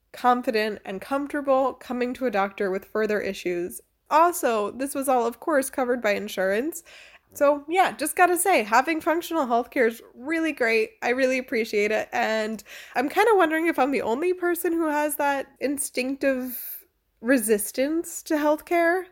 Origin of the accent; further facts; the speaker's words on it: United States; moved away as an adult; now in Freiburg, Germany; I'm American